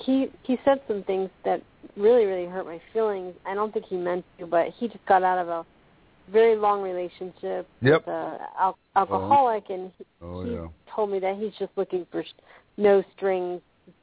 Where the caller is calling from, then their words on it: Clearwater, Florida, United States; I was calling from Clearwater, Florida.